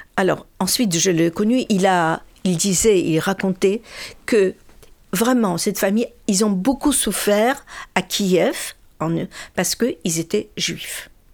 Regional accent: Birobidzhan, Jewish Autonomous Oblast, Russia; moved away; Qu'est-ce qu'il y avait de juifs en, chez nous, à Birbidjan

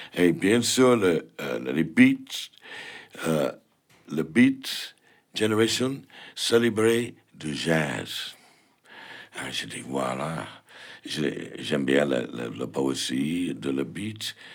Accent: United States; French is a second language; moved away as an adult; now in Paris, France; je suis américain

